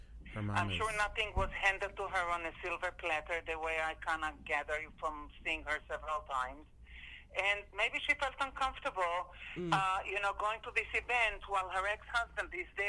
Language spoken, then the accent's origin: English; Israel; moved away; I grew up in Israel in a time when coffee shops, like outdoor cafes, were very popular.